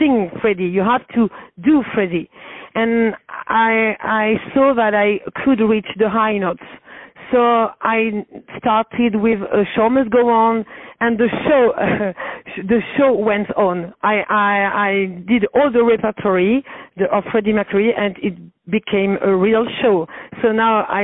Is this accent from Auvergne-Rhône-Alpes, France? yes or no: no; Paris, Île-de-France, France; English is a second language; I'm from Paris